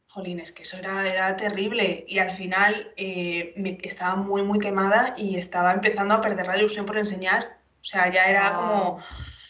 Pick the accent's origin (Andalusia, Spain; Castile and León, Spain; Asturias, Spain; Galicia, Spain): Castile and León, Spain; Salamanca; yo soy de Salamanca, soy de Castilla